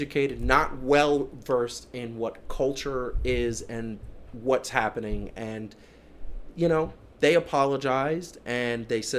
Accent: Columbia, South Carolina, United States; I was born in Columbia, South Carolina

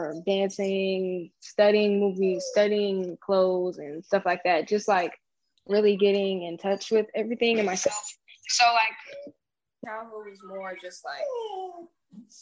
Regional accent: Lancaster, California, United States; I was born in Lancaster, California

